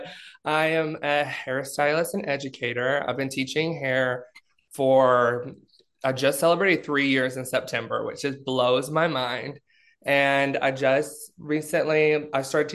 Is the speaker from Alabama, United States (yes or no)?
yes; Alabama, United States; moved away; I grew up in Alabama